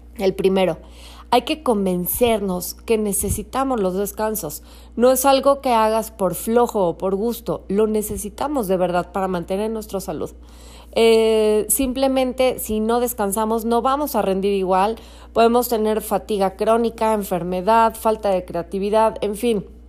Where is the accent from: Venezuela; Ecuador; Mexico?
Mexico; Hoy es día festivo en México, en mi país